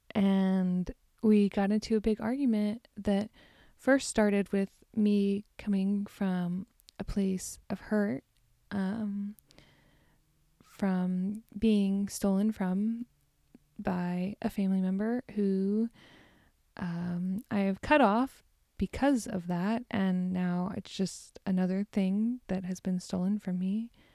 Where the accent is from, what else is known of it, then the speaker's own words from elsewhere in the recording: Deer Park, Texas, United States; moved away; Greetings from Deer Park, Texas, my hometown.